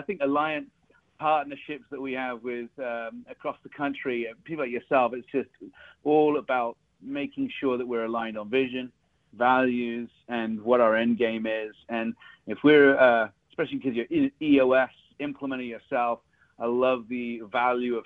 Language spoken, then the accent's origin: English; Bath, South West England, United Kingdom; first language English; moved away as an adult; also born or lived in Texas; now in United States; I was born in Bath, England, which is a beautiful, beautiful Roman city. That's where I grew up all of my growing up years.